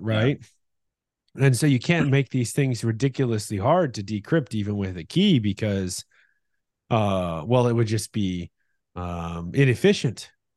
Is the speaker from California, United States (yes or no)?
yes; Northern California, United States; where we grew up in Northern California